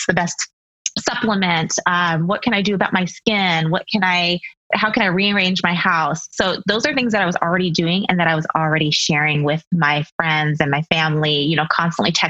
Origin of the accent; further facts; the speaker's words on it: Seattle, Washington, United States; moved away as an adult; also born or lived in Texas; now in Ohio, United States; We're from Seattle, born and raised in Seattle and Washington State, and then lived in Texas for 6 years, and then recently moved to Ohio.